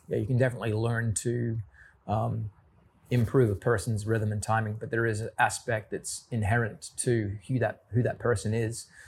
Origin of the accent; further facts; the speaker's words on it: Australia; being an Australian